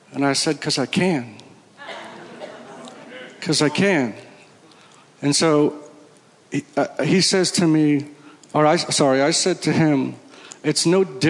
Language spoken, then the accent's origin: English; Connecticut, United States; I'm from Connecticut, and I go to Stanwich Church